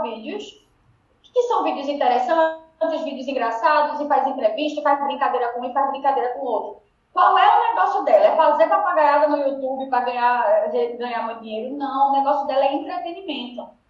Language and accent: Portuguese; Northeast Region, Brazil; accent: Northeastern (sotaque de cangaceiro), very drawn-out